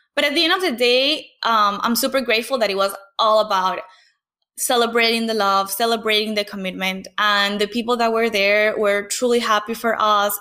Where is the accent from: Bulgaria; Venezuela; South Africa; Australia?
Venezuela; English is a second language; moved away as an adult; I had to leave Venezuela in 2015 because of the political crisis.